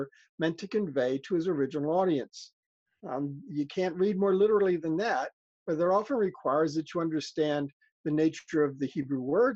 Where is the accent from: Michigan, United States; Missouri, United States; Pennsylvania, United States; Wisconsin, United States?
Pennsylvania, United States; Philadelphia; I grew up in Philadelphia